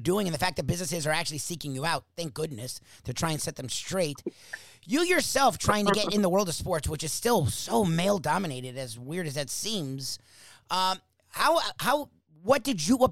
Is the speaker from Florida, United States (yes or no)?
yes; South Florida, United States; I'm born and raised in South Florida.